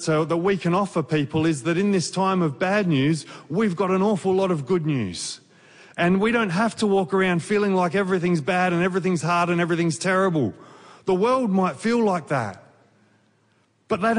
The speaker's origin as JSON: {"language": "English", "region": "Victoria", "country": "Australia", "said": "we're from Victoria"}